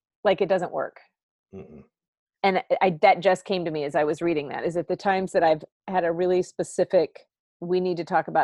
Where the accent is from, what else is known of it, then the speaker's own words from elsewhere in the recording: Bloomington, United States; I grew up in Bloomington and went away for a little bit, and then came back in 1999.